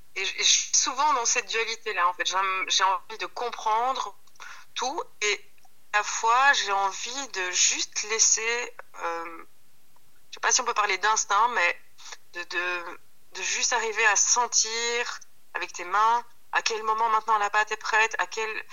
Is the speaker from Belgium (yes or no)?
yes; Wallonia, Belgium; now in Brussels, Belgium; moi je suis née en Belgique, euh, mon papa est sicilien, ma maman est sarde